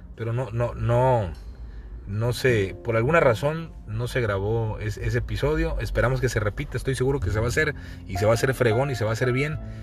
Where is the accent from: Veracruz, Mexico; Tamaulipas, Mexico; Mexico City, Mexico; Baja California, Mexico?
Veracruz, Mexico; moved away; also born or lived in Chiapas; Cuando tú vives lejos de Veracruz, lejos de tu ciudad, lejos del lugar donde naciste